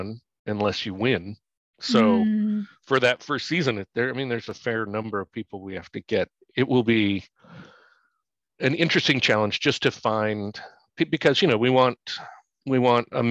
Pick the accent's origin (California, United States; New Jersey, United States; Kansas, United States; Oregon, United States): California, United States; San Francisco; moved away; I'm from San Francisco